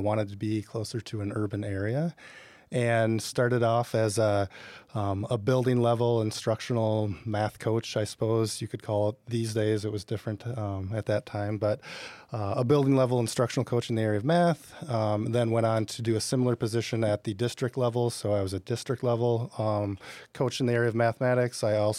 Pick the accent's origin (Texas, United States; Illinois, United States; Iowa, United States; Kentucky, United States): Iowa, United States; Decorah; my wife and I grew up in Northeast Iowa in Decorah.